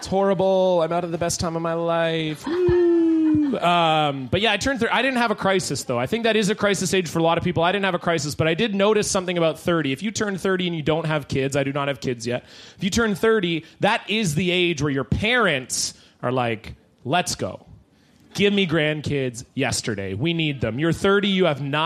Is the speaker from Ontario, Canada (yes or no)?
no; Surrey, British Columbia, Canada; born or raised there